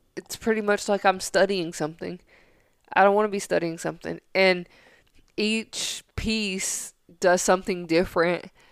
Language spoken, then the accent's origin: English; Tennessee, United States; growing up in Tennessee